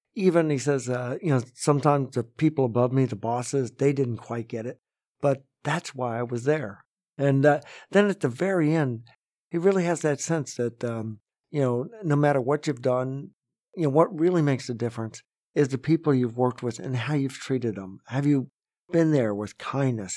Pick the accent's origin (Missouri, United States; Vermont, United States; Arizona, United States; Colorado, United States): Vermont, United States; Barre; when I was growing up in Barrie